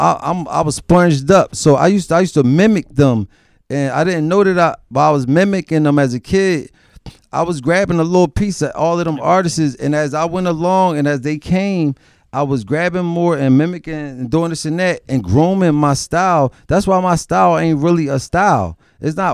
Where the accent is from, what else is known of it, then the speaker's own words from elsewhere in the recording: Philadelphia, Pennsylvania, United States; growing up in Philadelphia